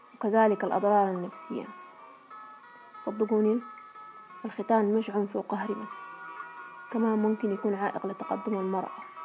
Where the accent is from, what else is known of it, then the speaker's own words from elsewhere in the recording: Sudan; من السودان